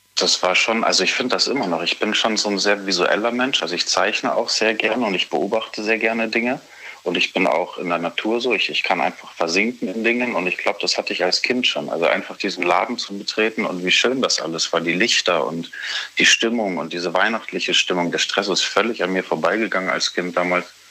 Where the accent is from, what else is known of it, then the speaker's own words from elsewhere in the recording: Bavaria, Germany; Ich bin in Bayern aufgewachsen